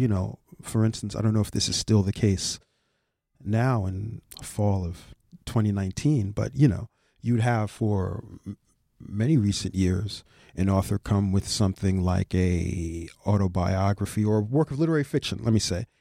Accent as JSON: {"language": "English", "town": "New York City", "region": "New York", "country": "United States", "said": "I'm from the Bronx. They're my local team."}